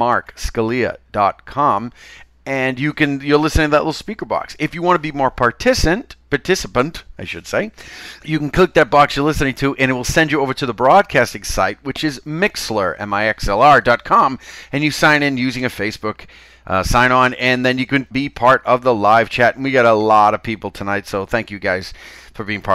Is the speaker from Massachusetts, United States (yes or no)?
yes; Chelsea, Massachusetts, United States; accent: Chelsea; I am from Chelsea